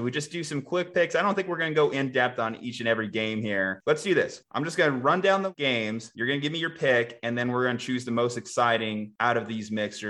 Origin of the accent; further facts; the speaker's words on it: New Mexico, United States; I grew up around the New Mexico Bowl.